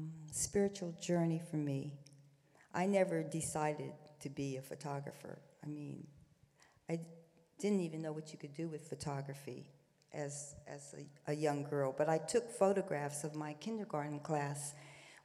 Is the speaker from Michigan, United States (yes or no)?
no; Columbus, Ohio, United States; now in New York, United States; growing up in Columbus, you were either black or white